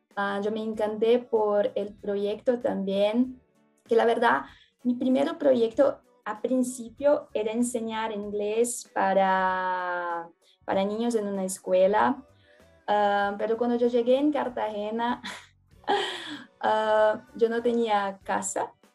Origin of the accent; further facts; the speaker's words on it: São Paulo, Brazil; Spanish is a second language; also born or lived in Juqueí; yo soy de São Paulo, Brasil.